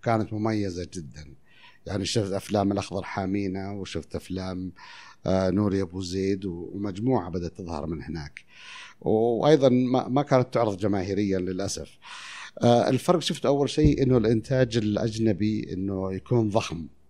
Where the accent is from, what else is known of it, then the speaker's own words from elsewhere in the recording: Taif, Makkah Province, Saudi Arabia; also born or lived in Al-Khurmah / Qassim; أنا مولود في الخرمة. إحنا أصلاً من القصيم، بس الطايف